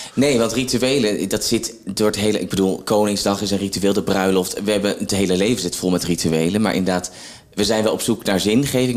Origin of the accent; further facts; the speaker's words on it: Zwolle, Overijssel, Netherlands; now in Opdam, Netherlands; omdat ik uit Zwolle kom